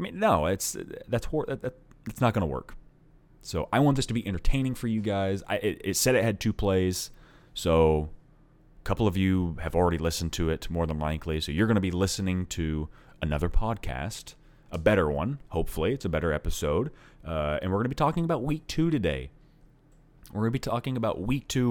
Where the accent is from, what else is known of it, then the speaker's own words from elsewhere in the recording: Oklahoma, United States; I am from Oklahoma